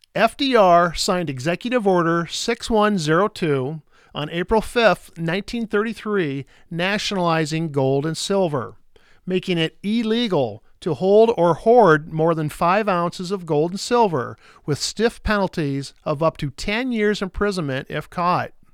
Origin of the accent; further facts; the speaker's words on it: Iowa, United States; Here in my home state of Iowa